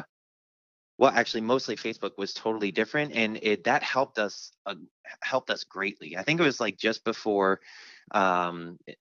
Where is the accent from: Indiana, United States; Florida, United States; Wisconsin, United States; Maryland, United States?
Maryland, United States; Baltimore; I'm from the Baltimore area